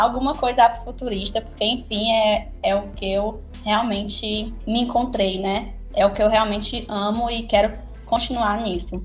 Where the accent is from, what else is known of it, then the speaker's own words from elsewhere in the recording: Ceará, Brazil; Eu sou cearense